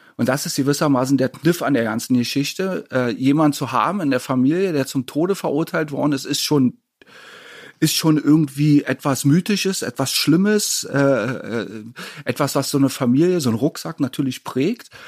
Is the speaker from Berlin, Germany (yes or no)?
yes; Berlin, Germany; Ich bin 1967 in Ostberlin geboren worden